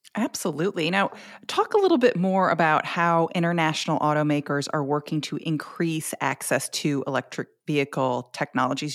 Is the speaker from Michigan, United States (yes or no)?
yes; Grosse Pointe Woods, Michigan, United States; moved away as an adult; now in Tennessee, United States; I'm I am from originally from Grosse Pointe Woods, Michigan. I came to Tennessee to swim and go to school for the University of Tennessee.